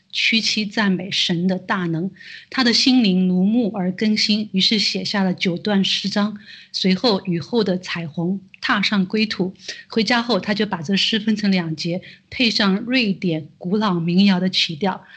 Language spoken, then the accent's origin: Chinese; China; 我们作为中国人